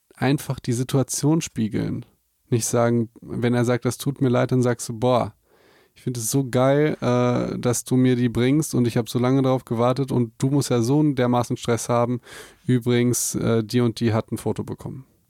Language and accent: German; Germany; Für uns als Deutsche